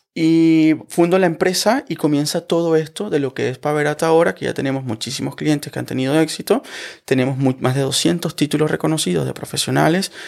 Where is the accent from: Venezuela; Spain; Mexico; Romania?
Venezuela; moved away as an adult; now in Germany; yo soy abogado venezolano, yo estudié Derecho